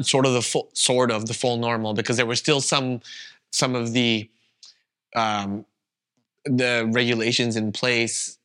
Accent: Canada; first language Vietnamese; English is a second language; moved away as an adult; now in Berlin, Germany; I was born and raised in Canada, that's all I ever known, I had never even lived anywhere else

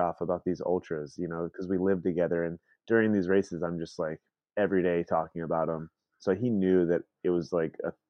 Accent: Atlanta, Georgia, United States; moved away as an adult; now in Seattle, United States; I'm from Atlanta, Georgia, and I moved out to Seattle in the United States about 4 years ago.

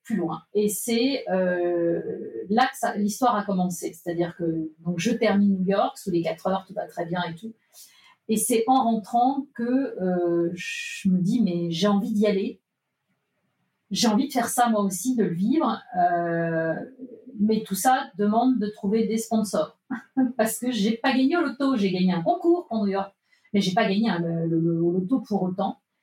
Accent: Nantes, Pays de la Loire, France; Je suis née à Nantes

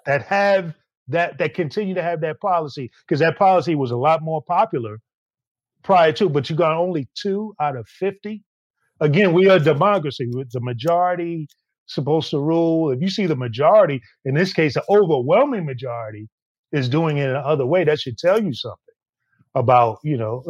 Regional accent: New York City, New York, United States; me being a New Yorker and growing up all my life

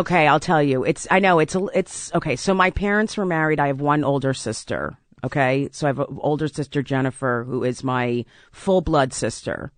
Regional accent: South Orange, New Jersey, United States; I grew up in South Orange, New Jersey.

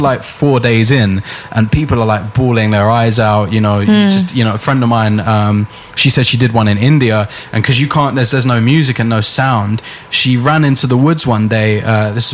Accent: London, United Kingdom; I grew up in Finsbury Park.

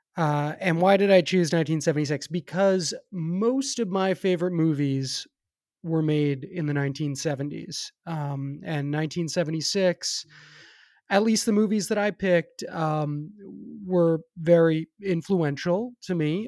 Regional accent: New York City, New York, United States; now in Los Angeles, United States; I grew up in New York

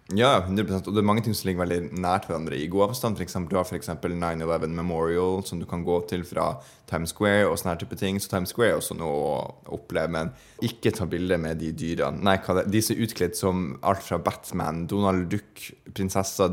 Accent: Bodø, Nordland, Norway; Bodø by, der jeg er fra

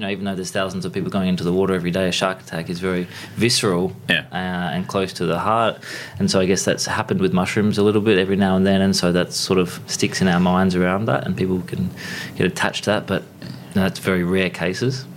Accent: Harvey, Western Australia, Australia; Grew up uh, in southwest of WA, so down sort of on the, on the trajectory towards Margaret River is a town called Harvey, so a small country town

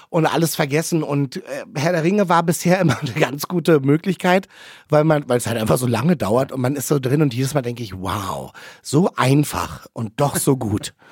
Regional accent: Berlin, Germany; ich komme aus Neukölln, das kann ich dir sagen.

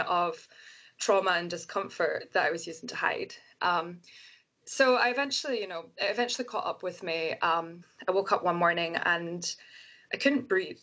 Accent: Scotland, United Kingdom; now in United States; being a scottish person in america is as soon as I open my mouth and they hear my accent

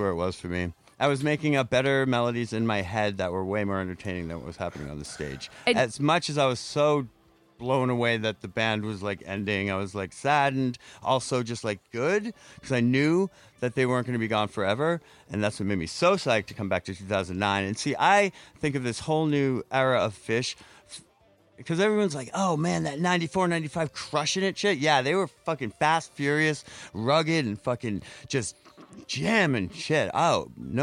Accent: Eureka, United States; In my hometown

